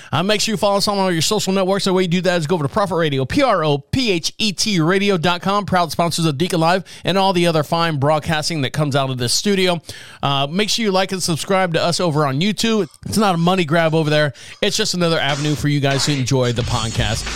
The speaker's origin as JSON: {"language": "English", "town": "Orlando", "region": "Florida", "country": "United States", "tie": "born or raised there", "said": "I was born and raised in Orlando"}